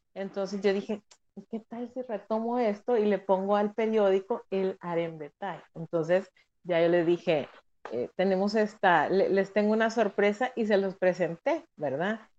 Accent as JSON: {"language": "Spanish", "country": "El Salvador", "said": "en mi país, en El Salvador"}